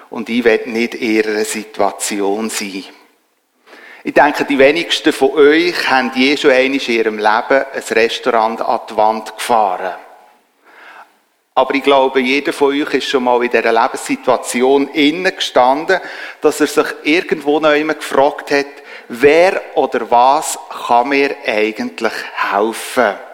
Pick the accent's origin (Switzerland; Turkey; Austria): Switzerland; Und ich als Schweizer und vor allem auch als Harmonietyp